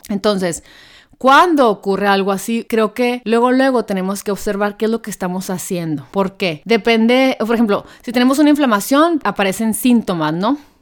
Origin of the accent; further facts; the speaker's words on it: Hermosillo, Sonora, Mexico; yo soy de Hermosillo, Sonora